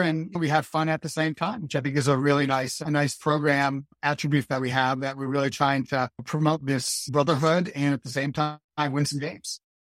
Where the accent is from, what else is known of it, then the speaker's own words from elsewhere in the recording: Maine, United States; growing up in Maine